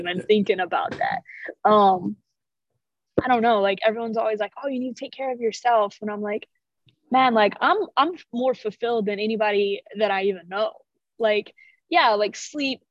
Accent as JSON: {"language": "English", "region": "Illinois", "country": "United States", "tie": "born or raised there", "moved": "yes", "said": "I grew up in Illinois"}